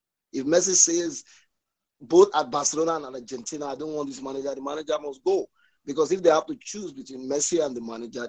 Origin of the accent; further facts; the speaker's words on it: Nigeria; I'm a Christian, I'm Nigerian